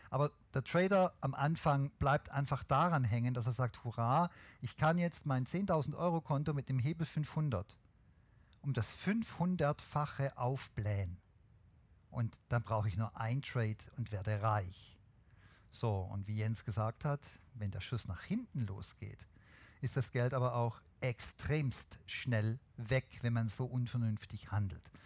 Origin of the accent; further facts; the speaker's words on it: Swabia, Germany; außerdem bin ich Schwabe